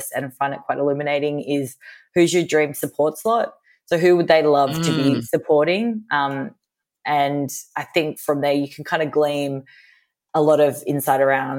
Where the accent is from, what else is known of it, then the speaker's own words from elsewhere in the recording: Australia; moved away as an adult; also born or lived in United States; I'm Australian